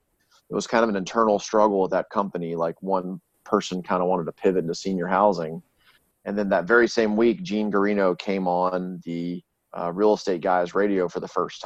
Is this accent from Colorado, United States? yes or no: no; Shreveport, Louisiana, United States; moved away as an adult; I'm from Shreveport, Louisiana.